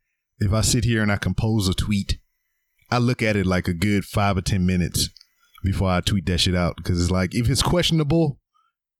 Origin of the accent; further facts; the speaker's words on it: Louisiana, United States; I'm from Louisiana